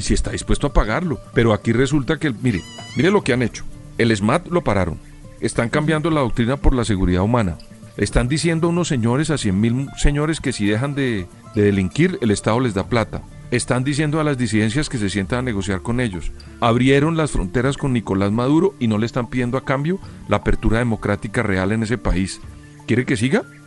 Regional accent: Colombia; yo como colombiano

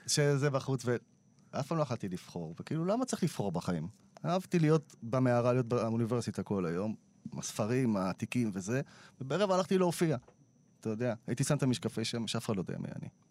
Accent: Yavne, Central District, Israel; הכל חבר'ה מיבנה מהשכונה שב"כ סמך, אתה יודע, שגדלנו ביחד

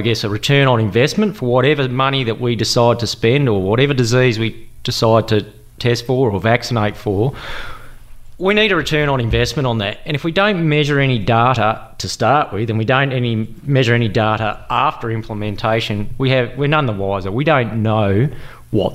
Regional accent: Mandurah, Western Australia, Australia; moved away as an adult; also born or lived in Nhulunbuy, Northern Territory / Perth, Western Australia; now in Noorat, Australia; I left the territory sort of when I was just over two, and then moved down to WA, and we were down in Mandurah for a fair while.

